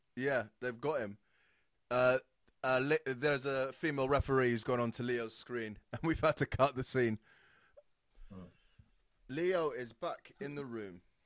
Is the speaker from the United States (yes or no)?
no; Saudi Arabia; moved away; I grew up in Saudi Arabia